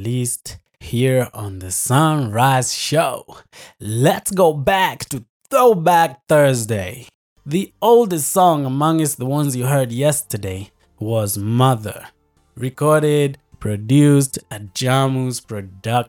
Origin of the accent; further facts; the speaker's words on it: United States; moved away as an adult; now in Nanyuki, Kenya; Having grown up in the USA